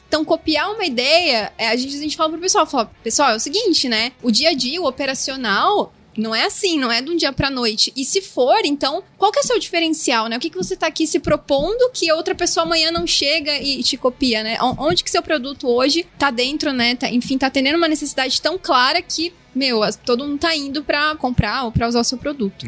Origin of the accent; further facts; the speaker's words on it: Araraquara, São Paulo, Brazil; also born or lived in São Carlos; Eu nasci em Araraquara, está próximo de Ribeirão, então a gente vive muito esse eixo do agro